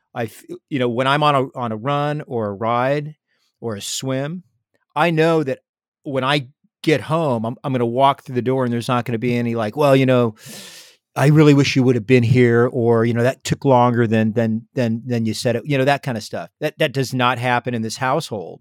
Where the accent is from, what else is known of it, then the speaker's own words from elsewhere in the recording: San Diego, California, United States; growing up in San Diego, I was on the water